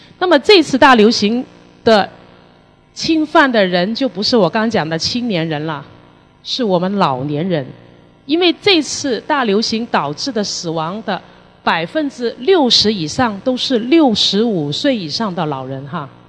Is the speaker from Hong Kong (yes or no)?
yes; Hong Kong; 那么这个公共事件发生的处理好与否，也影响了我们香港人的一个信心。